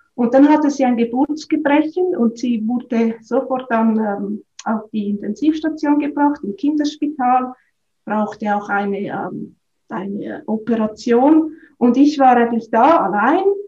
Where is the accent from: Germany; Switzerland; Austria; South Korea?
Switzerland; moved away as an adult; also born or lived in Australia; ich bin ursprünglich aufgewachsen auf dem Land, auf einem Bauernhof